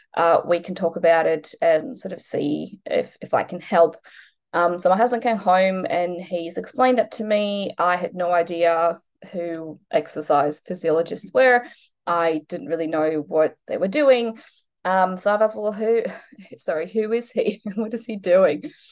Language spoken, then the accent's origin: English; Poland; moved away as an adult; now in Australia; I'm originally from Poland, so I moved to Australia when I was 19